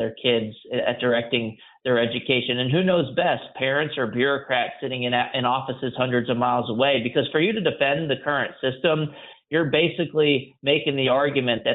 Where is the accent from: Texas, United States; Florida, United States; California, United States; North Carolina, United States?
Texas, United States; I also benefited from a magnet school growing up in Texas